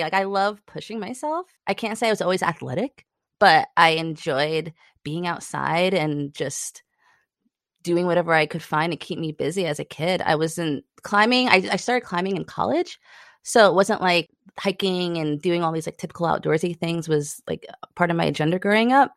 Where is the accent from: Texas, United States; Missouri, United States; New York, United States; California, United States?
New York, United States; now in Chattanooga, United States; I'm originally from New York